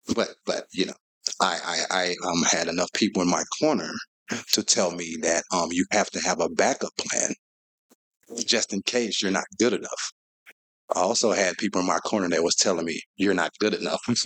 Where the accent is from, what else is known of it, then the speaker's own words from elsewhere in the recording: St. Louis, Missouri, United States; I was born and raised in South St. Louis